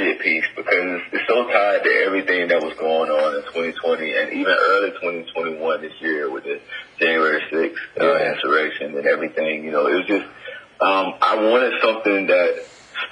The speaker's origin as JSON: {"language": "English", "region": "Florida", "country": "United States", "also_born_or_lived": "Atlanta, Georgia", "moved": "yes", "lives_now": "Los Angeles, United States", "said": "I'm originally from Florida, but I spent a lot of time in Atlanta. I lived there for a while"}